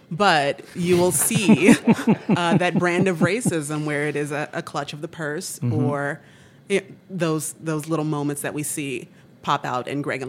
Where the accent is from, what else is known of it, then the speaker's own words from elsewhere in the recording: Chicago, Illinois, United States; I'm from Chicago, went down to U of I, came back up here with the team.